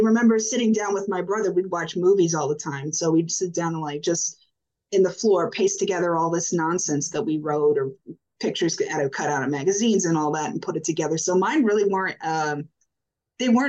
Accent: Orlando, Florida, United States; moved away as an adult; now in Washington, D.C., United States; I went to school in Central Florida. I grew up around Orlando.

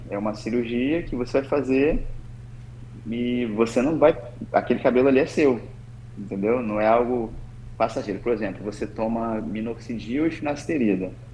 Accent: Espírito Santo, Brazil; moved away as an adult; now in Niterói, Brazil; Eu não sou daqui, né? Eu sou do Espírito Santo.

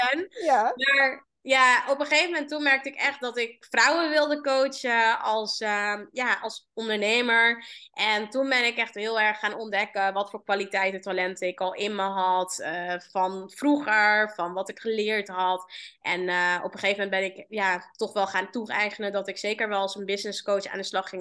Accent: Amsterdam, North Holland, Netherlands; Waar kom ik vandaan? Ik kom uit eh, Amsterdam

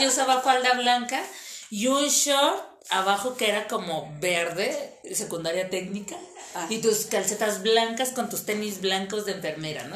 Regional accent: Mexico City, Mexico; sí soy de Iztapalapa, pero fina soy

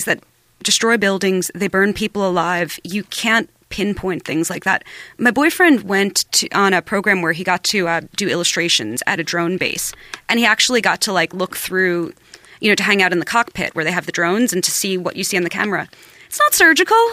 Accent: New York, United States; I was born in New York

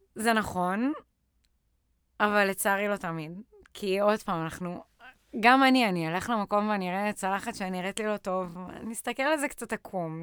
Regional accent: Lehavim, Southern District, Israel; moved away as an adult; now in Tel Aviv, Israel; אני במקור מבאר שבע, מלהבים, ככה מהדרום. אני בארבע שנים האחרונות בתל אביב

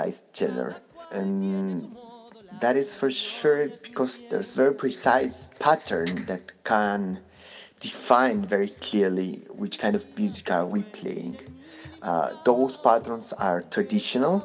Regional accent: Argentina; English is a second language; I come from a Polish family of immigrants that came to Argentina running from the war

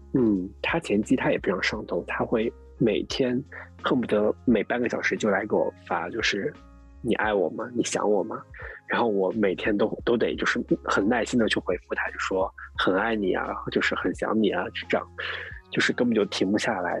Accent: Jiangsu, China; now in Shanghai, China; 我江苏人

